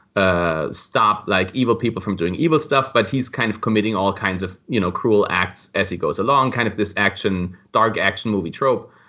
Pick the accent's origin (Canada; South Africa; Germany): Germany; moved away as an adult; now in Florida, United States; I was born in Germany, but I've been living in Florida for the last seven years.